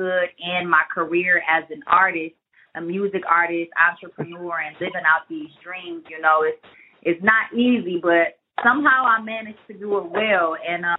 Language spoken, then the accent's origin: English; Detroit, Michigan, United States; we're both from Detroit